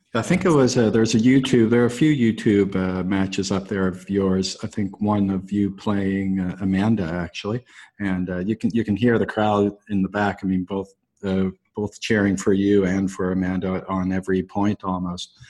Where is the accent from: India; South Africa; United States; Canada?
Canada; I'm Canadian